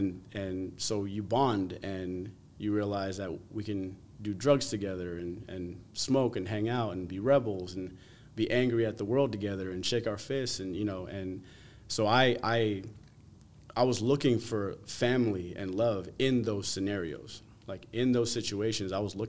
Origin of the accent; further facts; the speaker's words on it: New Jersey, United States; also born or lived in Las Vegas; went to New Jersey, and spent most of what I call, so I say I'm from Jersey because I recollect most of my youth, most of my upbringing, most of my growing up and maturing